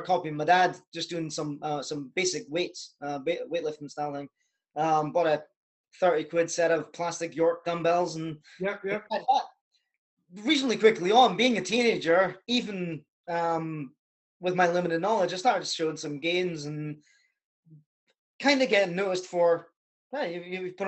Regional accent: Scotland, United Kingdom; also born or lived in Canada; my accent doesn't sound like it now. I'm actually Canadian. So when I was 5 or 6 years old, moved to the country in Scotland

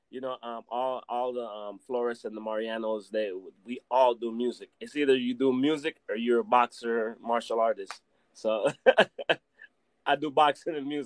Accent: Belize; being that I am from Belize, I always try to take Belize everywhere to America, wherever I go, and put it in front of everybody.

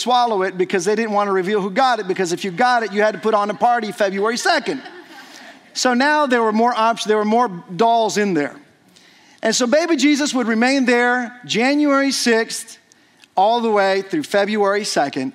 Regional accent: Mexico; moved away as an adult; as a child growing up in Mexico. And so I celebrated about 19 or so Christmases in Mexico

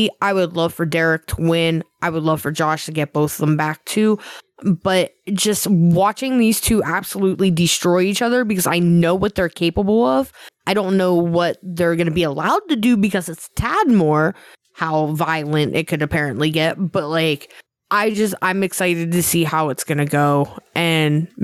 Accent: Pennsylvania, United States; moved away; Lived there like my whole life

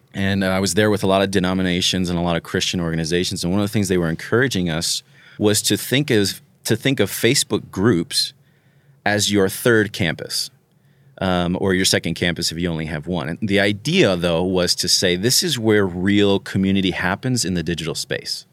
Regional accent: Florida, United States; I'm from Florida

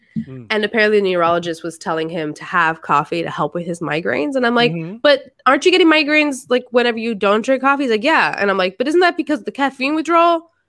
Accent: Miami, Florida, United States; moved away; being a Colombian who's from Miami and moving somewhere else.

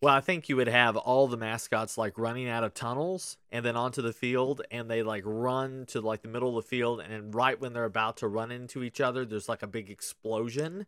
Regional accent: Kentucky, United States; growing up in Kentucky

